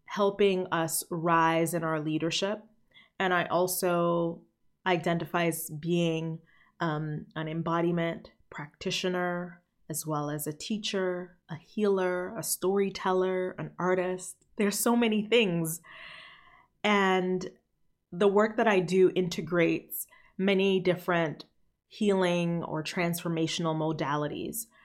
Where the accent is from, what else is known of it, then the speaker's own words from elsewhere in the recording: Haiti; I was born in Haiti